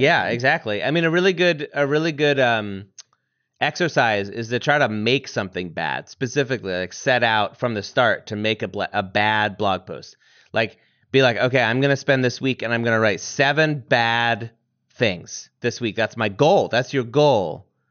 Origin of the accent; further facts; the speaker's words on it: Vermont, United States; I'm from Vermont